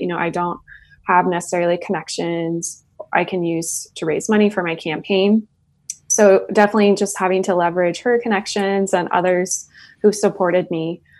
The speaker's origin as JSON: {"language": "English", "town": "Middleton", "region": "Idaho", "country": "United States", "tie": "born or raised there", "said": "I grew up in Middleton, Idaho"}